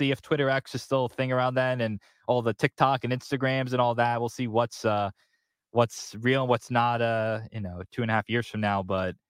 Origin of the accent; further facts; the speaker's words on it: United States; as an American.